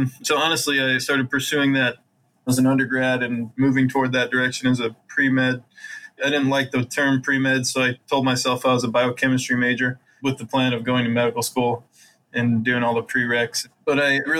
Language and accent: English; Utah, United States; moved away as an adult; also born or lived in Columbus, Ohio / Iowa; I grew up in Utah, have lots of siblings